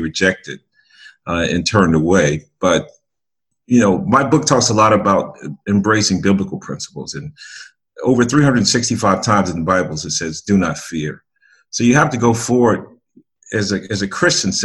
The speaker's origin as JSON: {"language": "English", "area": "outside Chicago", "region": "Illinois", "country": "United States", "tie": "born or raised there", "said": "I grew up outside Chicago"}